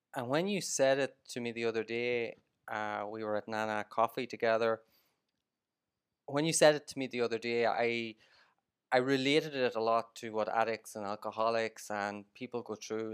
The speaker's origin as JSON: {"language": "English", "area": "Monaghan", "region": "Ulster", "country": "Ireland", "tie": "born or raised there", "moved": "as an adult", "lives_now": "Vietnam", "said": "growing up in Monaghan"}